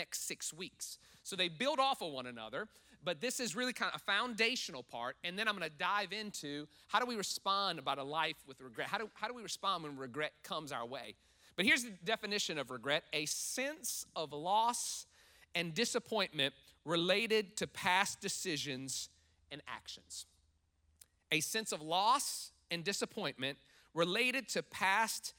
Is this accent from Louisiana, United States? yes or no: yes; New Orleans, Louisiana, United States; moved away; I'm from New Orleans, from Louisiana area, and that's parishes. We call counties here